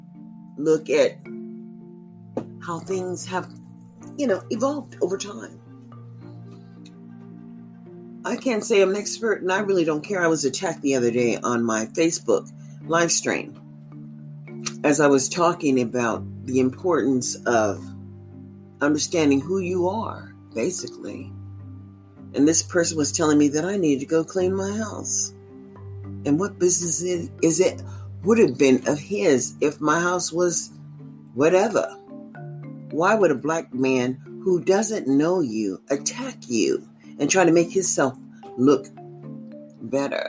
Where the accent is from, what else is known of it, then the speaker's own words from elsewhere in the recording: United States; as American citizens